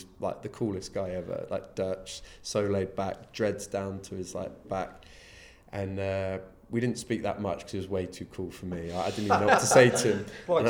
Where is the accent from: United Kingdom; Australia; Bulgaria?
United Kingdom; Devon, South West England; moved away; I'm a farmer from Devon originally